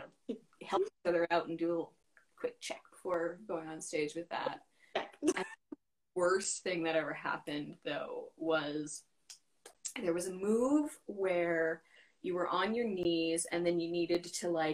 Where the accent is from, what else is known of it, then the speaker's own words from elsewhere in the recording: Fort McMurray, Alberta, Canada; also born or lived in London, United Kingdom / Vancouver, Canada; now in Victoria, Canada; I'm from Fort McMurray, Alberta